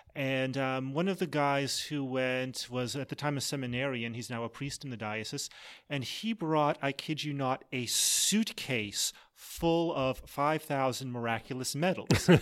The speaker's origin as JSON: {"language": "English", "region": "Massachusetts", "country": "United States", "tie": "born or raised there", "said": "I grew up in Massachusetts"}